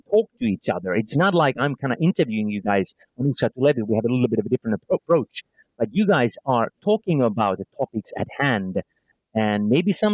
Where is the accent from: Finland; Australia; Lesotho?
Finland; born or raised there